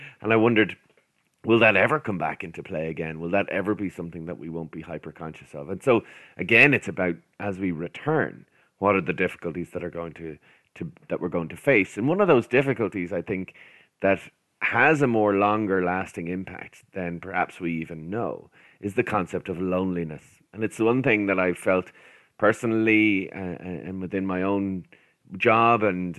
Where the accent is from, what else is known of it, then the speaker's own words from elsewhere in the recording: Ireland; we're Irish. We shake hands all the time. It's how we greet people.